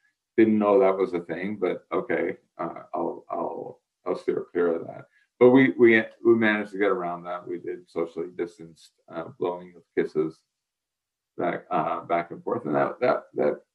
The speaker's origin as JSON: {"language": "English", "area": "Long Island", "region": "New York", "country": "United States", "tie": "born or raised there", "said": "I grew up in New York. I grew up on Long Island, very close there"}